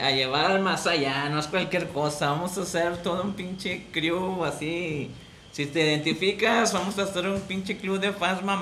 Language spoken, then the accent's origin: Spanish; Monterrey, Nuevo León, Mexico; todos en Monterrey somos así.